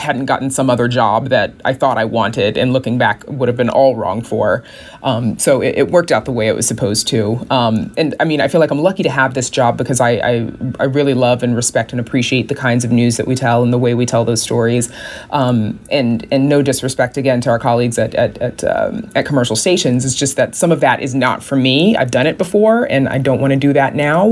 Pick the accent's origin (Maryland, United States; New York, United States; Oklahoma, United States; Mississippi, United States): Mississippi, United States; moved away as an adult; also born or lived in Wichita Falls, Texas / Little Rock / Kansas City / Washington, D.C.; now in Chicago, United States; I'm from Mississippi